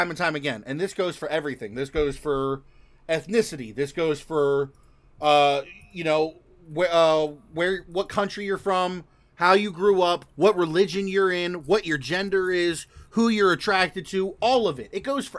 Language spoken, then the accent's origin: English; United States; I'm American